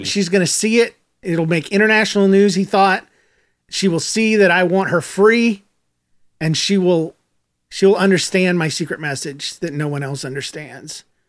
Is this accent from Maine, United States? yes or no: no; Gainesville, Florida, United States; born there; Yes, Gainesville.